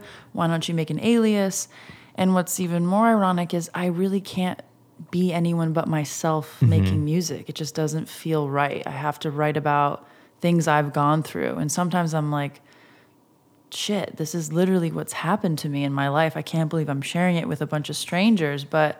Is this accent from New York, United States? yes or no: no; Massachusetts, United States; now in Los Angeles, United States; Well, I grew up right outside of Boston.